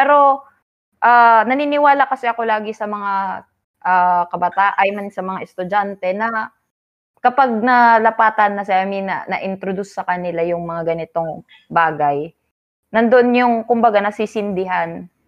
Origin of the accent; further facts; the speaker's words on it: Philippines; Ipinagmamalaki {S0} ko, uh {S1} Filipino ako, taas noo.